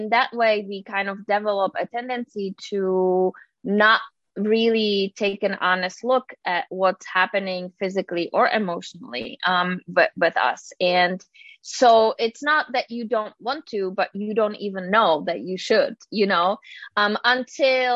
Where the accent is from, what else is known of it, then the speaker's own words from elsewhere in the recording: Czechia; moved away; I'm originally from the Czech Republic, so I have a little weird name.